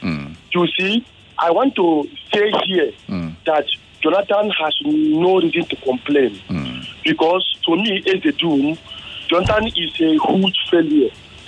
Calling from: Suleri, Nigeria; from Suleri.

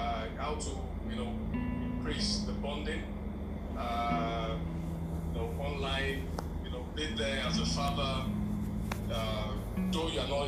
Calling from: Port Harcourt, Rivers State, Nigeria; I'm calling from Port Harcourt.

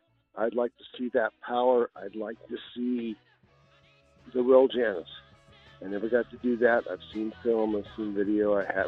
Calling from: Temple, Texas, United States; I'm calling you from Temple, Texas, right in the middle of the state.

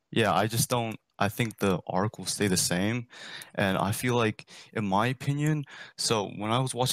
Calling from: Virginia, United States

